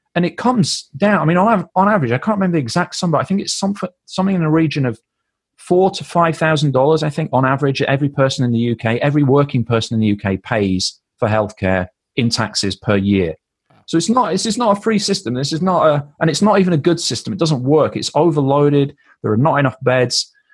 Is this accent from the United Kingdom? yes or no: yes; United Kingdom; we're British